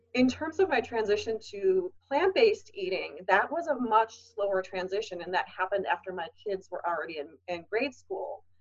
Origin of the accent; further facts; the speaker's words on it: Wisconsin, United States; I grew up in Wisconsin and we are cheese heads in Wisconsin